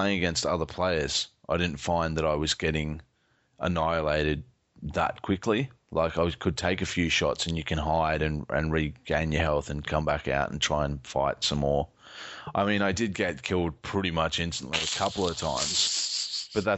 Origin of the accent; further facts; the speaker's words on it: Australia; I'm Australian